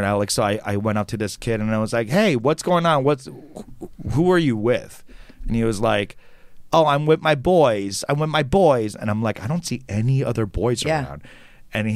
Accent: New York City, New York, United States; I grew up in New York City, and I grew up very fast

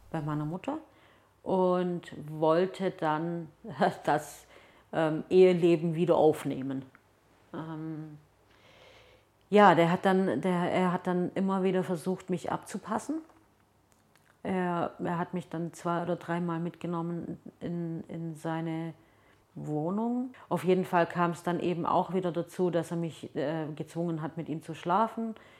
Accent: Germany; also born or lived in Turkey; dass ich nach Hause gehe und also wenn ich dann in Deutschland bin

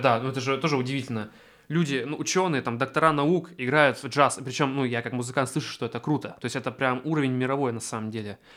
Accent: Achinsk, Krasnoyarsk Krai, Russia; я из региона, из Ачинска

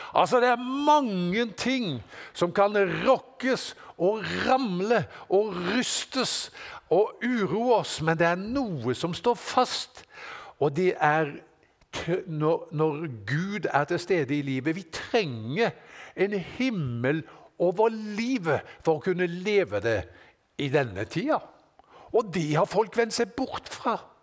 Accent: Norway; Her på berget, hjemme i Norge her

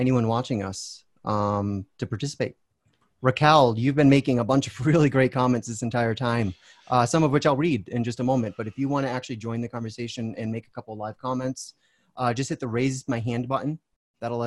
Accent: United States; an American

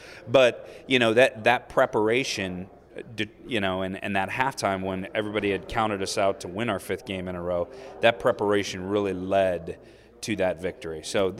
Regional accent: Iowa City, Iowa, United States; I grew up in Iowa City, probably 5-minute drive from Kinnick

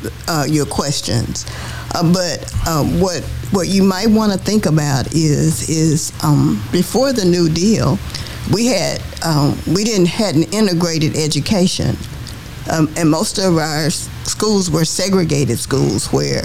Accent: Dallas, Texas, United States; coming up in Dallas, growing up in Dallas

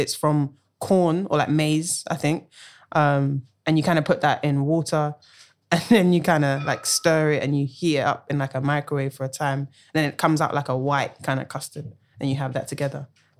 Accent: Nigeria

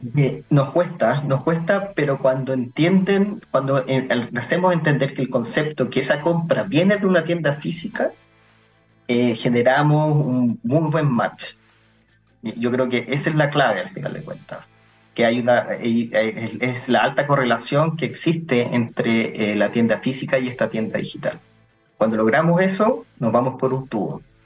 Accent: Curicó, Maule, Chile; moved away; also born or lived in Santiago; yo soy de Curicó

